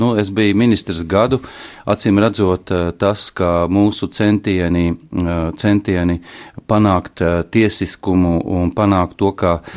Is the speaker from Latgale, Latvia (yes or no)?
no; Ventspils, Kurzeme, Latvia; born or raised there